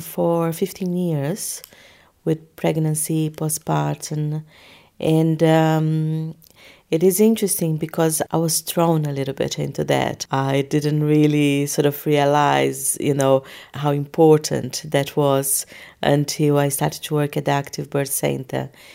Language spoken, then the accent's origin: English; Brazil; moved away; I am from Brazil